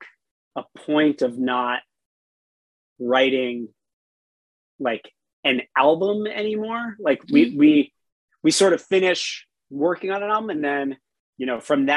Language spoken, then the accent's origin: English; South Florida, United States; I grew up in South Florida